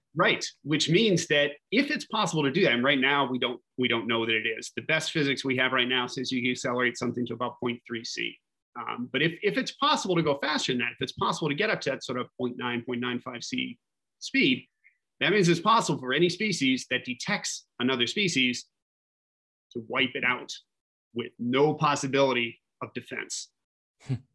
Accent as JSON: {"language": "English", "town": "Fairmont", "region": "West Virginia", "country": "United States", "tie": "born or raised there", "moved": "yes", "lives_now": "New York, United States", "said": "I grew up in a, in the woods in West Virginia"}